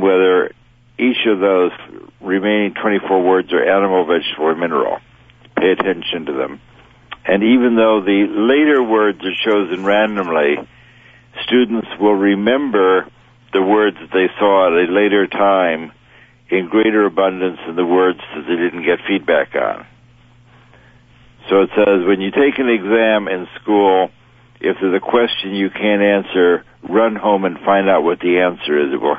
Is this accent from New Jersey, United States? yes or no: no; New York City, New York, United States; I got involved in ESP growing up in New York City